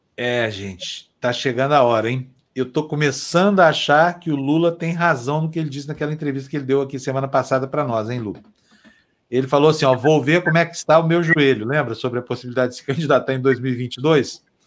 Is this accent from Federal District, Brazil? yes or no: no; Uberlândia, Minas Gerais, Brazil; moved away; lá na minha cidade, Uberlândia